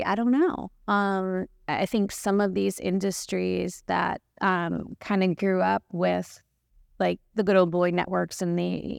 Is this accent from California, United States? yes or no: yes; California, United States; And I grew up in California.